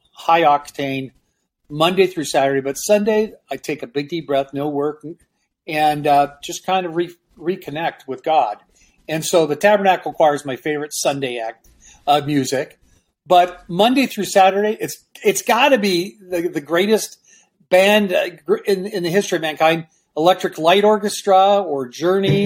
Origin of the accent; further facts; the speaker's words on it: Vancouver, British Columbia, Canada; moved away; also born or lived in Peru; I'm originally from Canada, Vancouver